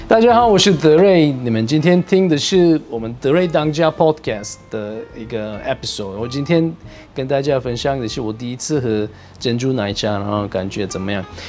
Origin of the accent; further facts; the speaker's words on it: Turkey; Chinese is a second language; now in Taiwan; 我是来自土耳其